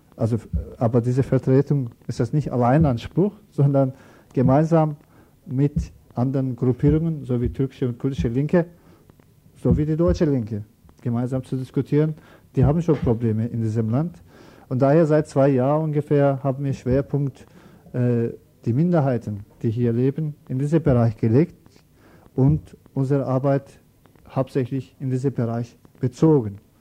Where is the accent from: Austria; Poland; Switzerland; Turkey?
Turkey; German is a second language; now in Germany; wir kommen aus der Türkei